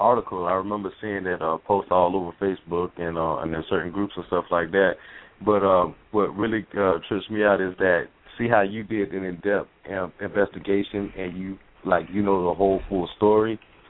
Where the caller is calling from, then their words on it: Lakeland, Florida, United States; I'm calling from Lakeland, Florida.